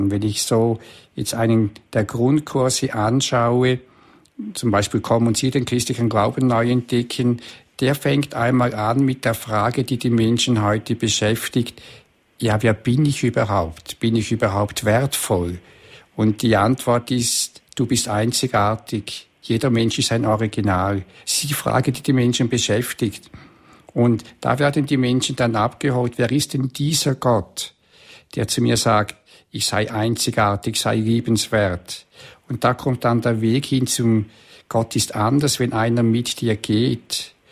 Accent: Switzerland; dann habe ich Kurse bei uns in der Schweiz oder in äh, Vorarlberg, Österreich oder auch in Deutschland.

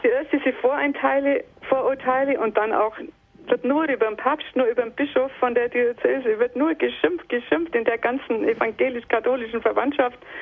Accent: Southern Germany, Germany; in dem Ort, wo ich herkomme, das ist in Süddeutschland

